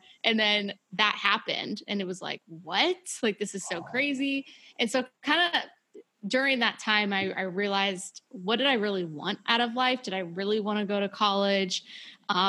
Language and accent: English; Columbus, Ohio, United States; I grew up in Ohio